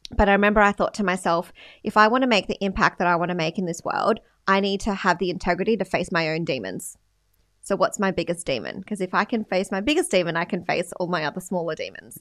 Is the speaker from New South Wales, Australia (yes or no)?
yes; Sydney, New South Wales, Australia; also born or lived in Philippines; now in Gold Coast, Australia; I grew up in the western suburbs of Sydney, Australia.